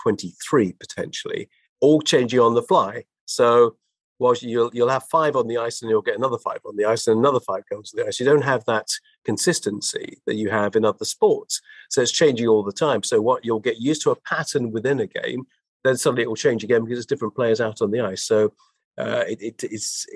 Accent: London, United Kingdom; as a Londoner, somebody who's born and bred here and lived most of my life here

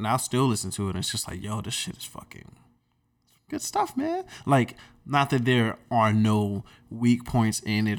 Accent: Durham, North Carolina, United States; Because we're from the Bull City.

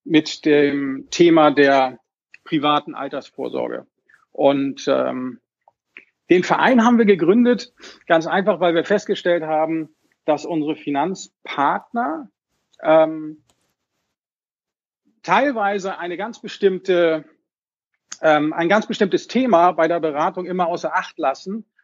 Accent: Hamburg, Germany; wie gesagt … ich komme aus Hamburg, bin Baujahr 70

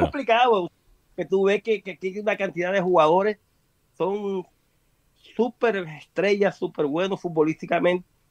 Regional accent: Colombia; now in Brazil; mi hija es brasilera, yo soy colombiano

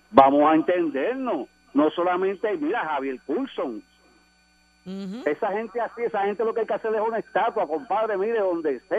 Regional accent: San Juan, Puerto Rico; Yo soy de Puerta

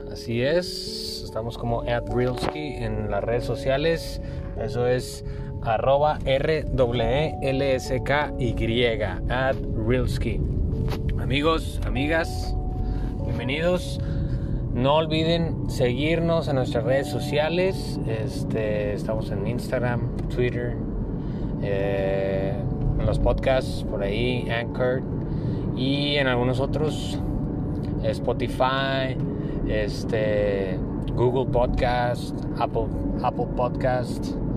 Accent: Monclova, Coahuila, Mexico; moved away; Monclova tenemos varias atracciones

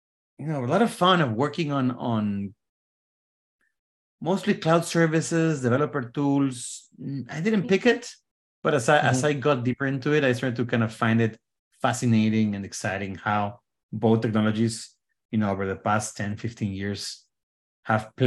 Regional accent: Mexico; moved away as an adult; now in Bay Area, United States; So I was born in Mexico many years ago

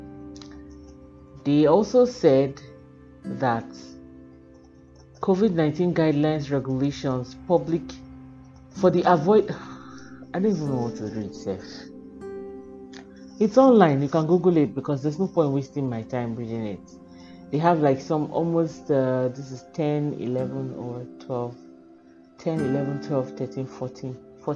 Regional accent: Nigeria; as a human being living in Nigeria and as a Nigerian

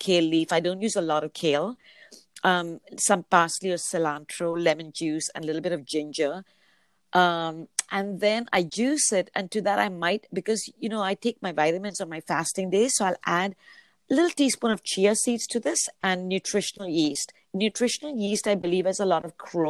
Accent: Mumbai, Maharashtra, India; now in Vancouver, Canada; the state is north of where I come from, which is Bombay. Oh, yeah. I am originally from India

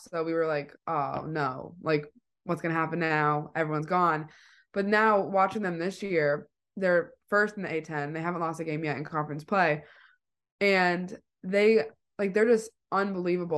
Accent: East Providence, Rhode Island, United States; I'm from East Providence

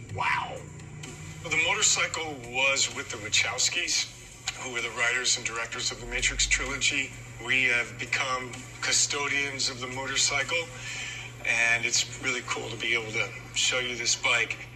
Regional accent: Toronto, Ontario, Canada; now in Los Angeles, United States; where I grew up in Toronto

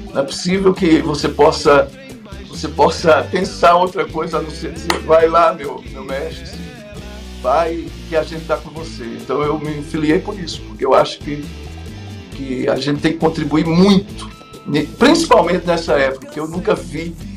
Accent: Pernambuco, Brazil

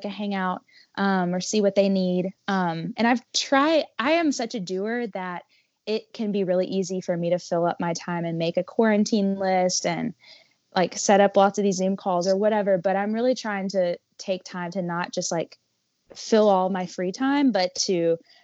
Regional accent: Kentucky, United States; we're both from Kentucky

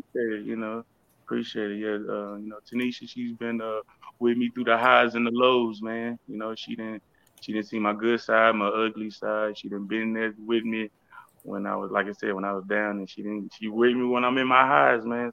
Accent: Houston, Texas, United States; also born or lived in Austin, Texas; I'm from uh, Houston, Texas, but I was born in Austin, Texas

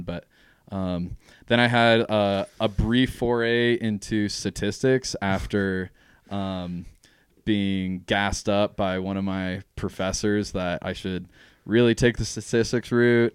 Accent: Jackson, Wyoming, United States; born and raised in Jackson.

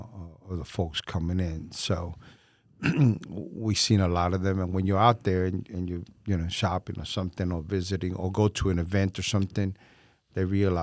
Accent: Puerto Rico; also born or lived in New York; And now, you know, we're proud to be Puerto Ricans.

